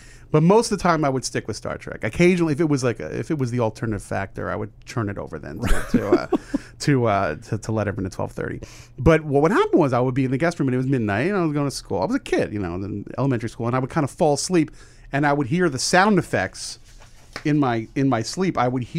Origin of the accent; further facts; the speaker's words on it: New York area, United States; When I grew up in the New York area